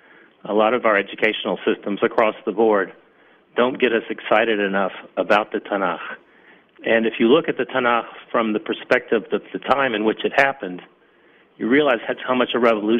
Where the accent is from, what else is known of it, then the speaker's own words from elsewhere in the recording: Atlanta, Georgia, United States; moved away as an adult; now in Israel; I came from Atlanta, Georgia. I didn't come from the New York area.